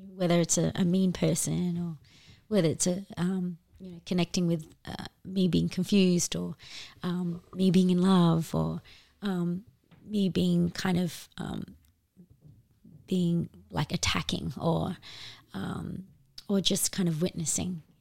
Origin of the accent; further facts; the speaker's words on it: Darwin, Northern Territory, Australia; we were both born and bred in Darwin